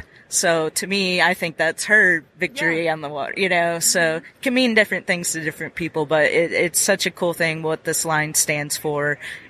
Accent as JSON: {"language": "English", "region": "Minnesota", "country": "United States", "tie": "born or raised there", "said": "growing up in Minnesota"}